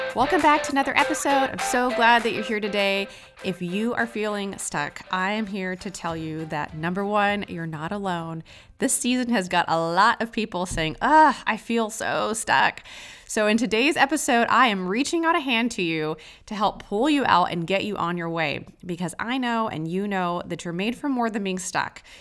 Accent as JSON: {"language": "English", "region": "Texas", "country": "United States", "said": "I'm from Texas"}